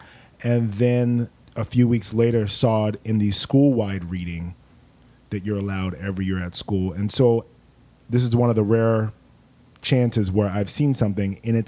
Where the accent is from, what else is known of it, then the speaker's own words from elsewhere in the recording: Miami, Florida, United States; also born or lived in Los Angeles; now in New York City, United States; I'm from Miami.